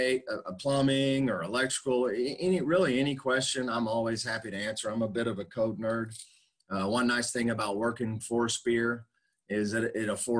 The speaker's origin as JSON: {"language": "English", "town": "Dallas", "region": "Texas", "country": "United States", "tie": "born or raised there", "said": "I grew up, my dad's a carpenter, so I grew up framing houses in the Dallas area."}